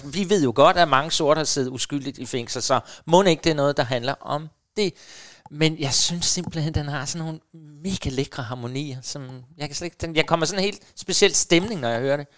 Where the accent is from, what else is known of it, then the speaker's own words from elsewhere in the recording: Helsinge, Capital Region of Denmark, Denmark; Helsinge, faktisk, det er op, hvor jeg kommer fra